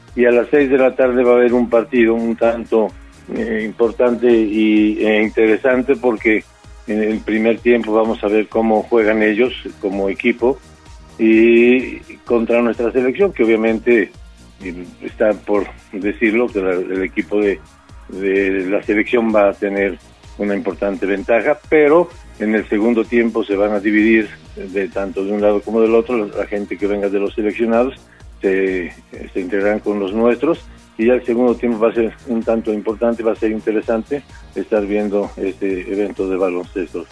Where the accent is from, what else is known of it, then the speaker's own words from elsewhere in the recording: Puebla, Mexico; somos basquetboleros poblanos